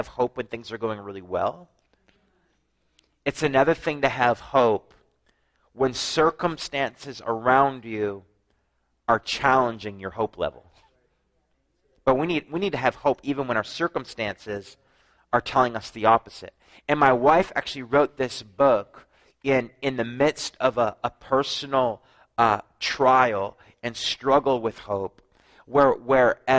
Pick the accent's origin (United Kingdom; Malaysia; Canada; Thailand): Canada; New Brunswick; I'm from New Brunswick, Canada